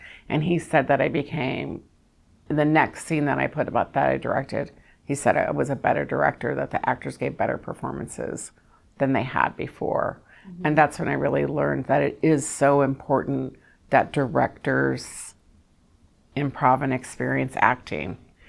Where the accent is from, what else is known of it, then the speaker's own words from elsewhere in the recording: the South, United States; which I was really excited about doing that movie because I'm from the South